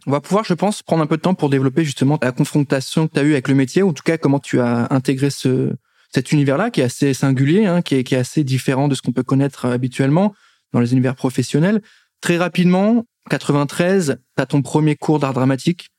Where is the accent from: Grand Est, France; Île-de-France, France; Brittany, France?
Grand Est, France; Nancy; now in Paris, France; je suis de Nancy